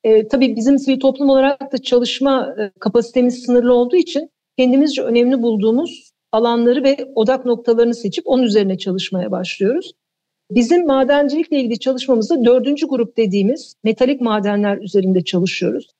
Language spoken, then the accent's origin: Turkish; Eskişehir, Turkey; moved away as an adult; Eskişehir'de doğdum büyüdüm. E, ortaokul lise orada geçti.